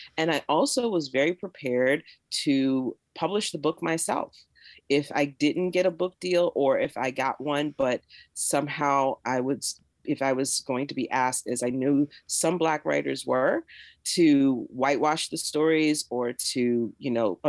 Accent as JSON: {"language": "English", "town": "Jacksonville", "region": "Florida", "country": "United States", "tie": "born or raised there", "moved": "as an adult", "lives_now": "Pittsburgh, United States", "said": "I've lived here longer than I lived in the South, because I was born and raised in Jacksonville, Florida. And then at 18, I went away to college, and I haven't lived in the South full time since then."}